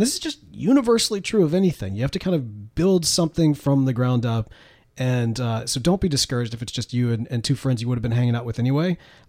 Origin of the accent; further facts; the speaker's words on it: Mississippi, United States; See, this is why I'm a Mississippian living in Texas.